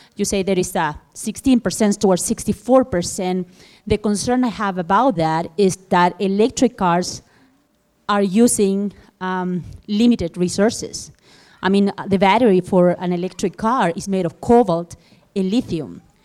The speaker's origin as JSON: {"language": "English", "country": "Chile", "moved": "as an adult", "lives_now": "Alaska, United States", "said": "I've been in Alaska for the last ten years, but, um, I'm Chilean. I'm from South America"}